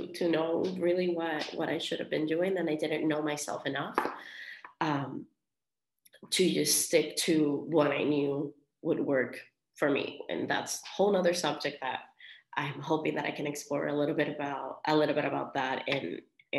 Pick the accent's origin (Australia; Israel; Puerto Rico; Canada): Puerto Rico; Vega Baja; also born or lived in Colorado; now in Miami, United States; I am from Vega Baja, Puerto Rico